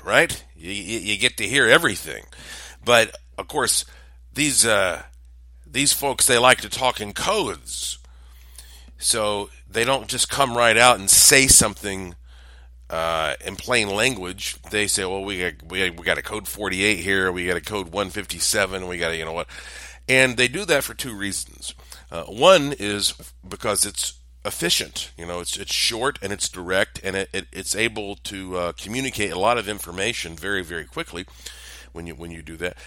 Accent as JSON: {"language": "English", "town": "Asheville", "region": "North Carolina", "country": "United States", "said": "I am from Asheville, North Carolina"}